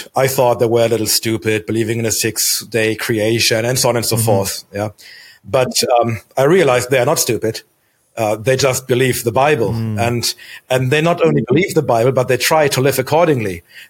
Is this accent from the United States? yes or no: no; Germany; So I was born in Germany. We moved around a lot, but always within the German borders.